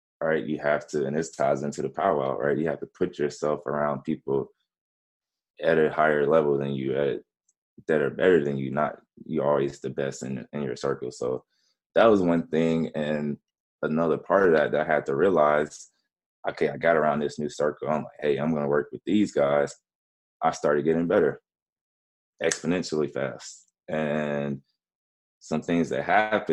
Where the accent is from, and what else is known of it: Georgia, United States; born or raised there; also born or lived in Memphis, Tennessee